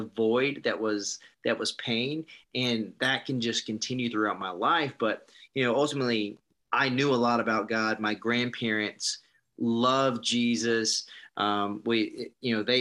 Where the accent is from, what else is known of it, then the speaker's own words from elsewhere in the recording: South Carolina, United States; moved away; also born or lived in California; I grew up in South Carolina, so in the middle of the Bible Belt.